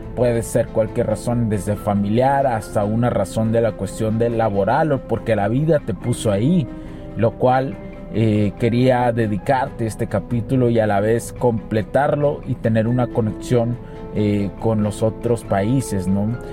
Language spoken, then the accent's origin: Spanish; Mexico; Yo soy mexicano, o sea, yo, yo, soy mexicano, por los que lo preguntan, soy mexicano